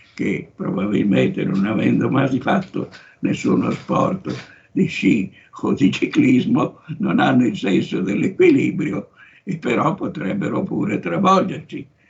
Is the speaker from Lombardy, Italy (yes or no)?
yes; Sondrio, Lombardy, Italy; moved away; also born or lived in Rome; io vengo da Sondrio in Valtellina. Ero un provinciale